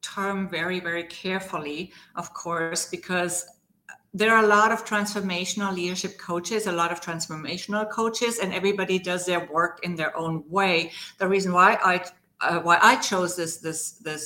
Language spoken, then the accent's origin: English; Germany; English is a second language; moved away; also born or lived in Spain / Brazil / Argentina / West Coast, United States; As you may hear from my accent, I was born in Germany. I spent quite a few years there before I moved to Spain